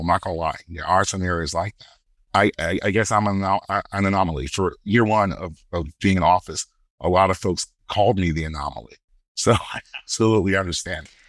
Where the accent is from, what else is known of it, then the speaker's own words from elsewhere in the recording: Brooklyn, New York, United States; growing up in Brooklyn